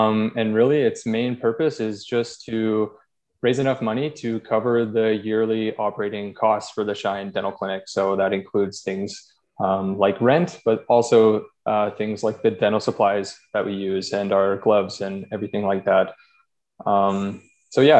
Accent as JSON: {"language": "English", "town": "Drayton Valley", "region": "Alberta", "country": "Canada", "tie": "born or raised there", "also_born_or_lived": "Calgary", "moved": "as an adult", "lives_now": "Edmonton, Canada", "said": "I grew up in Drayton Valley, which is a small town a little west of here"}